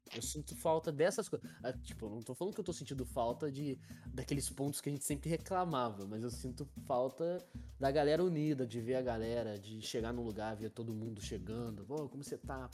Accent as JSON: {"language": "Portuguese", "town": "Porto Real", "region": "Rio de Janeiro", "country": "Brazil", "said": "eu, que sou de Porto Real"}